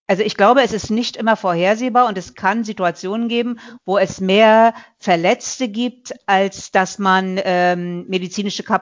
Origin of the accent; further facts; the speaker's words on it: Mecklenburg-Vorpommern, Germany; ich sag mal so, ich komme ja aus Mecklenburg-Vorpommern.